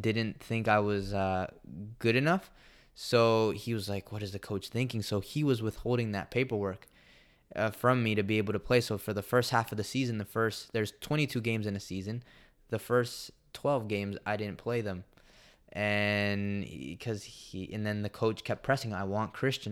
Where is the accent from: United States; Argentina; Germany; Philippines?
United States; moved away as an adult; also born or lived in El Salvador; I came from the United States